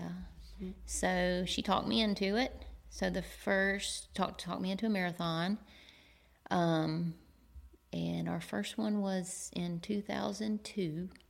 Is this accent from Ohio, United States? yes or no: no; Macon, Georgia, United States; also born or lived in Athens, Georgia; I'm from Macon, Georgia